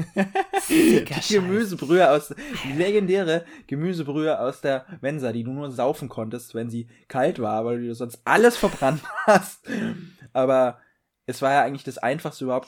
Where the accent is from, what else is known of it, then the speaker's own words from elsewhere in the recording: Bavaria, Germany; bei uns in Bayern